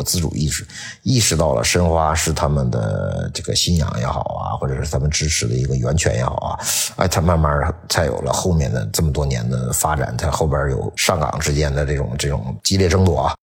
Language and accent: Chinese; Liaoning, China; 就是当时你比如我我我之所以我支持辽宁队不支持沈阳队，我也没有什么概念，因为我是辽宁，